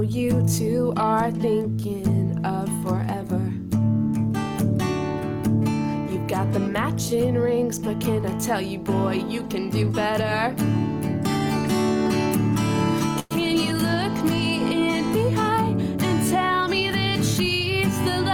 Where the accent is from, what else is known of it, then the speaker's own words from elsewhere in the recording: Wales, United Kingdom; also born or lived in South of England; I'm actually from Wales. So all of my family are from Wales, so I never want anyone to say I'm English